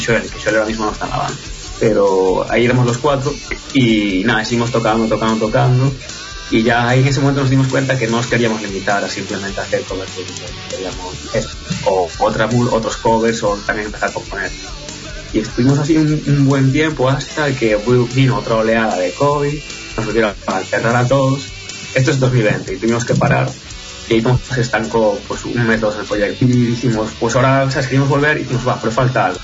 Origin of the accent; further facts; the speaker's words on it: Spain; siendo españoles